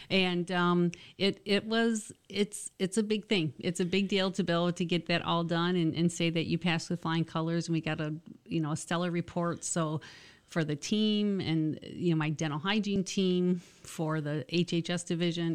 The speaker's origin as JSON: {"language": "English", "region": "Michigan", "country": "United States", "tie": "born or raised there", "also_born_or_lived": "Jackson, Michigan / Howell, Michigan / Manistee, Michigan / Owosso, Michigan", "said": "I'm from Michigan, but not originally from the Lansing area. I've lived in a couple different cities. I was born in Jackson"}